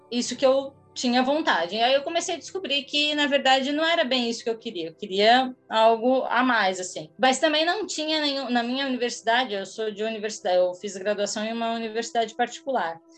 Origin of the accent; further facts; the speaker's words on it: Imbituba, Santa Catarina, Brazil; moved away as an adult; now in São Paulo, Brazil; Eu sou de Santa Catarina, em Bituba, é, 90 quilômetros ao sul de, de Floripa. Eu moro em São Paulo há 10 anos, mais ou menos.